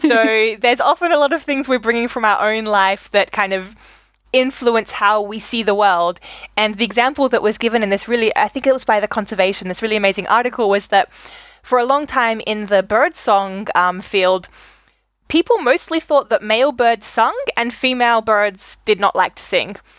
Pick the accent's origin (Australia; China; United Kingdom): Australia; moved away as an adult; also born or lived in Germany; growing up in Australia